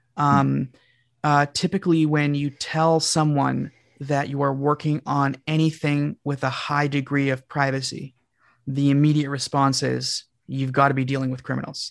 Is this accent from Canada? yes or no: yes; Canada; I'm from Canada